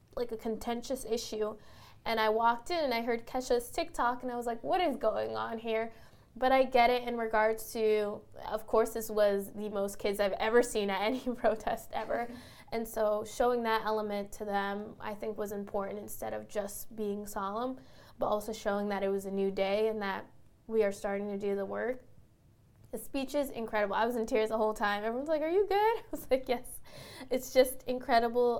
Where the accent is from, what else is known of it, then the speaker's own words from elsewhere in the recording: the Bay Area, California, United States; moved away as an adult; now in New York City, United States; I grew up in the Bay Area and then ended up uh, in a New York City school